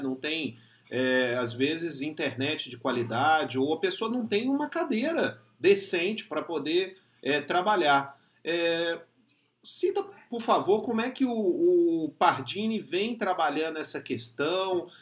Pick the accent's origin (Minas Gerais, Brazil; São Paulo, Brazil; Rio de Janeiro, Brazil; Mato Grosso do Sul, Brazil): Minas Gerais, Brazil; Belo Horizonte; sou mineiro, né, sou de Belo Horizonte